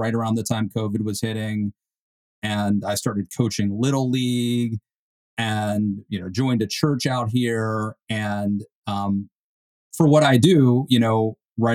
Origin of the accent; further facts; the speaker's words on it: Western Maryland, United States; moved away as an adult; now in West Virginia, United States; I'm actually from Western Maryland.